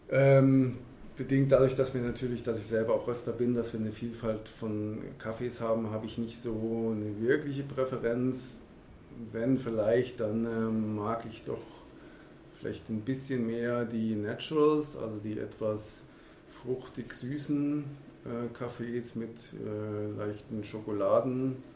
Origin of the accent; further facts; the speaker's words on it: Baden-Württemberg, Germany; genauso wie meine Heimat hier, der Schwarzwald